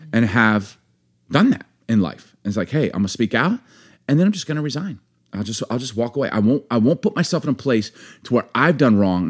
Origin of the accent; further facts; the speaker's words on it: United States; also born or lived in Baltimore / Chicago; growing up in Baltimore, Chicago, I got a big family